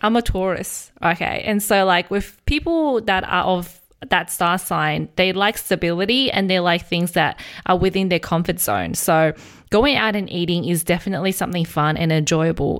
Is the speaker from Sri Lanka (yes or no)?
no; Australia; I grew up in Australia